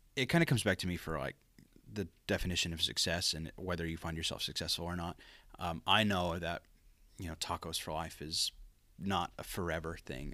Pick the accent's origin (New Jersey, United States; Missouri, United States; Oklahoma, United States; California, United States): Oklahoma, United States; Pauls Valley; growing up in Paul's Valley